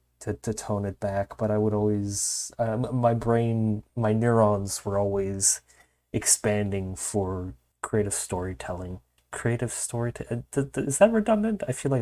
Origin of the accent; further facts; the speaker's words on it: Montreal, Quebec, Canada; born there; I was unfortunately, sadly born in Quebec, Montreal, which is arguably worse than being American.